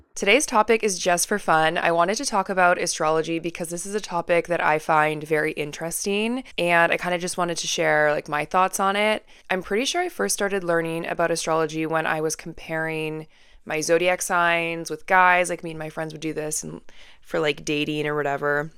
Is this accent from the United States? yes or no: no; Vancouver, British Columbia, Canada; I'm born and raised in Vancouver